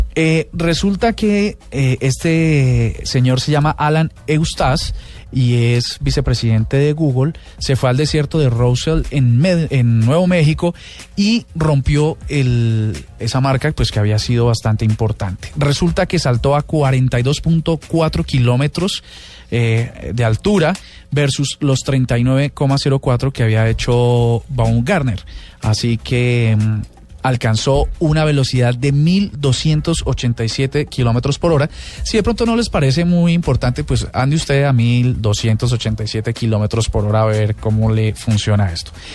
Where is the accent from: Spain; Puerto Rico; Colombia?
Colombia; somos los colombianos